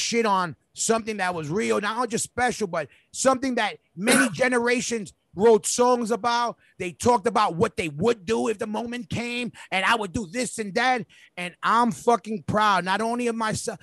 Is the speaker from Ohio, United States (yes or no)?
no; New York City, New York, United States; we literally grew up. We grew in that park. We came up in that park.